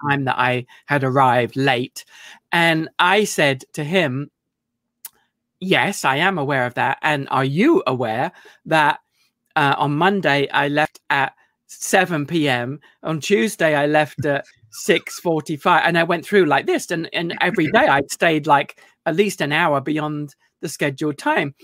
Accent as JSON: {"language": "English", "country": "United Kingdom", "moved": "yes", "said": "I mean, I'm still British"}